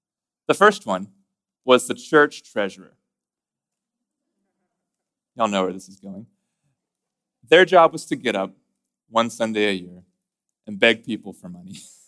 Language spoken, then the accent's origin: English; Corpus Christi, Texas, United States; And I grew up in the Methodist Church. I grew up in Corpus Christi, Texas, at a little Methodist church called Asbury United Methodist Church.